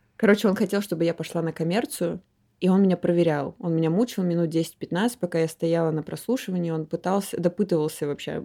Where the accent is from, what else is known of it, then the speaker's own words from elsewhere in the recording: Omsk, Omsk Oblast, Russia; moved away as an adult; now in Moscow, Russia; Я из Омска. Приехала я в Москву 10 лет назад э, поступать. Вот до 18 лет я жила